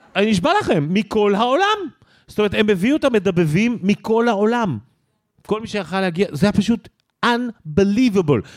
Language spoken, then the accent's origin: Hebrew; Israel; I'm from Israel